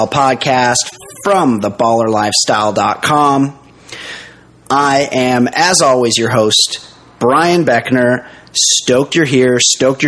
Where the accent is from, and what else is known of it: United States